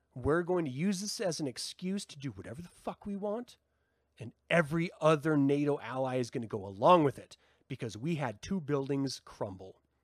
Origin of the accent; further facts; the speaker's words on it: United States; as an American society